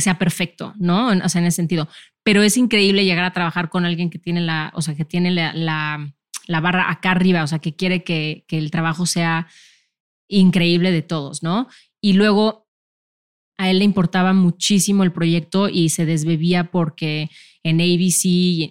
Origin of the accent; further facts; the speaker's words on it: Mexico; yo siendo mexicana